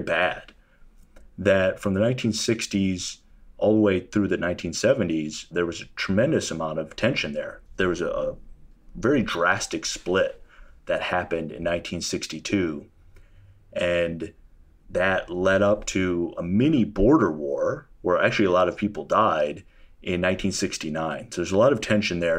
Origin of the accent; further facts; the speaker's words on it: rural Illinois, United States; moved away as an adult; also born or lived in Taiwan / China; now in Arlington, United States; I grew up in the Midwest, in rural Illinois, a small town, about two hour drive outside of Chicago